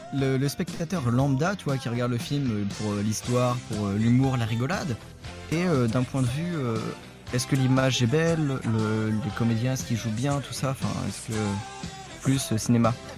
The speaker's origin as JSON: {"language": "French", "country": "France", "said": "je suis français."}